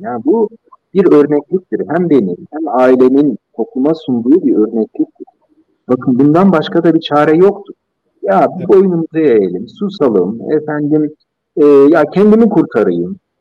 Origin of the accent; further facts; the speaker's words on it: Turkey; ben Türk'üm